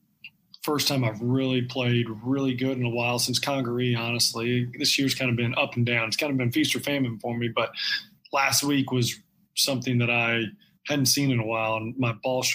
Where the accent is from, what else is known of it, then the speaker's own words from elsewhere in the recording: Tallahassee, Florida, United States; growing up in Tallahassee